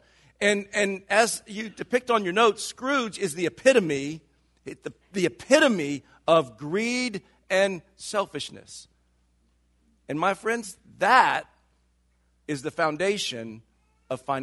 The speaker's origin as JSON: {"language": "English", "region": "the South", "country": "United States", "tie": "born or raised there", "moved": "yes", "lives_now": "Silicon Valley, United States", "said": "I grew up in the South"}